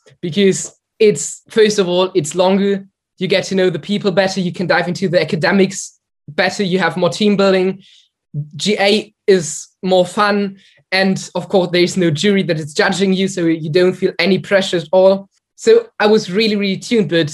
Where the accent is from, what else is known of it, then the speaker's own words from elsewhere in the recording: Germany; I'm from Germany